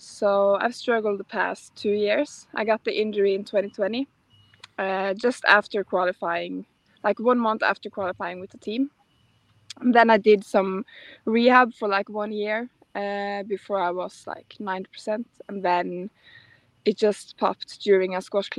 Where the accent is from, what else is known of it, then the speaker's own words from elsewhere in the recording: Northern Norway, Norway; now in Oslo, Norway; I grew up in a pretty small city in Norway, like in northern Norway, without any CrossFit gyms.